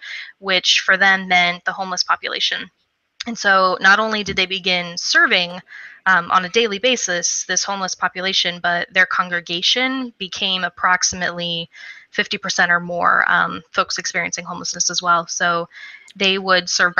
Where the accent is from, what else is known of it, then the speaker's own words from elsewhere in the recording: Missouri, United States; moved away; I was home in my home state of Missouri